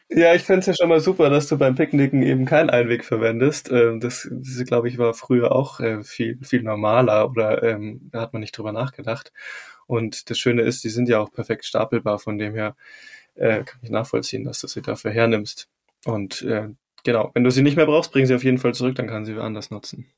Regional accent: Rosenheim, Bavaria, Germany; in meiner Heimatstadt Rosenheim

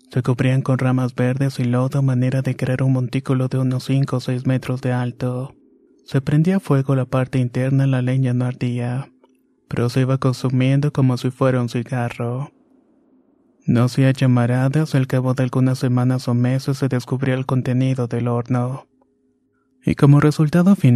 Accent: San Felipe Hidalgo, Tlaxcala, Mexico; Soy originario de San Felipe Hidalgo, un pequeño pueblo que no rebasa los 1200 habitantes. Esta es una localidad en Anacamilpan, Tlaxcala.

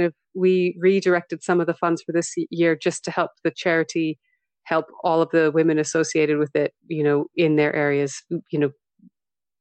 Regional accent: Western Canada, Canada; moved away; I am Canadian, you know, I'm Western Canadian.

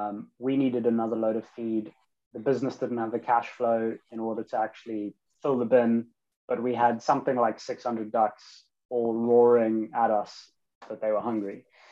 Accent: London, United Kingdom; moved away; I came from London to the countryside after reading a few books on permaculture

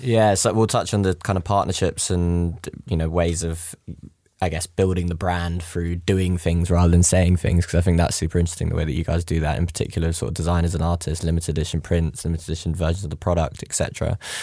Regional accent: London, United Kingdom; I'm, I'm from West London.

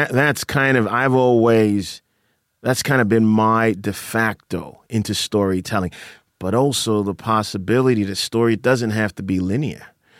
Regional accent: Accra, Greater Accra, Ghana; moved away; So I grew up in Accra.

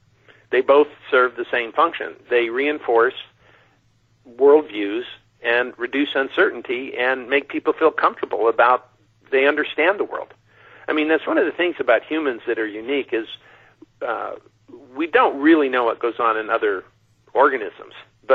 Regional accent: Mojave Desert, United States; when I grew up out in the Mojave Desert, we had a prayer that said, God help me to find the truth and avoid those who have.

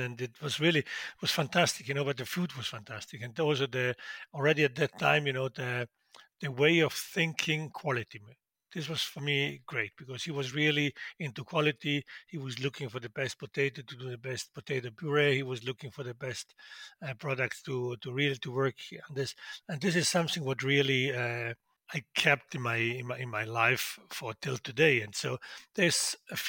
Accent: South Tyrol, Trentino-Alto Adige, Italy; In Südtirol, we have 60% still German-speaking because we used to be Austrian until 1918

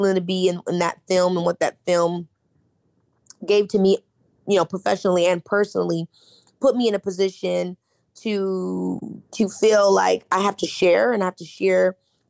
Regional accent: Midwest, United States; we're from the Midwest. We didn't come from a lot. I grew up in a very loving home

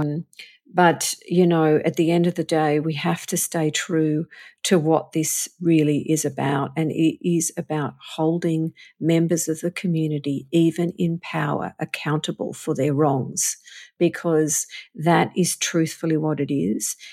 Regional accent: Australia; moved away as an adult; now in Los Angeles, United States; I'm an Australian like you and I'm, but I'm living here in America.

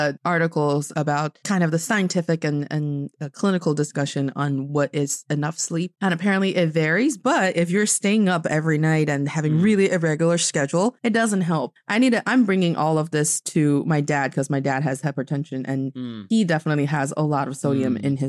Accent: Northeast China, China; It's actually kind of common in especially people from my hometown in the northeast of China because it's cold there.

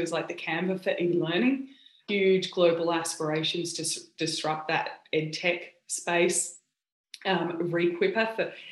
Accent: Australia; accent: Aussie; moved away as an adult; also born or lived in United States; now in California, United States; I sound obviously very Aussie

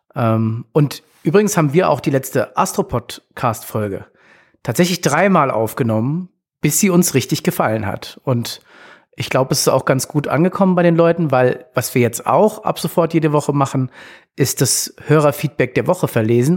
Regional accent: Frankfurt, Hesse, Germany; Für mich als Frankfurter

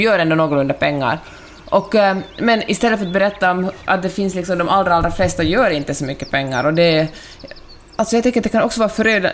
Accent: Helsinki, Uusimaa, Finland; also born or lived in Stockholm; now in Santa Monica, United States; Jag är ju helsingforsare

